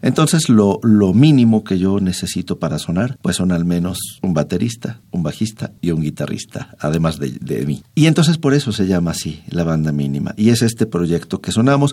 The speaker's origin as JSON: {"language": "Spanish", "region": "Yucatán", "country": "Mexico"}